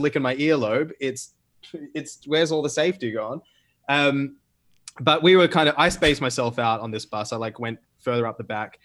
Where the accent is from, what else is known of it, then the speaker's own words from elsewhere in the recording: Australia; moved away as an adult; also born or lived in United Arab Emirates; I'm gonna go back to Australia, where there's, in my home state, zero cases